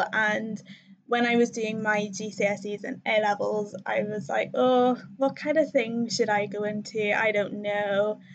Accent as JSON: {"language": "English", "region": "Northern Ireland", "country": "United Kingdom", "also_born_or_lived": "Cardiff, Wales", "accent": "Irish", "said": "I'm from Northern Ireland"}